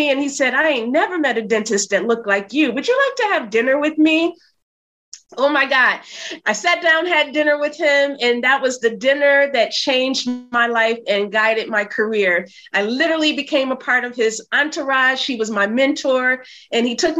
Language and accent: English; Flint, Michigan, United States; moved away as an adult; also born or lived in New York City; now in New York, United States; I'm from Flint, Michigan, had no idea that I would end up living in New York.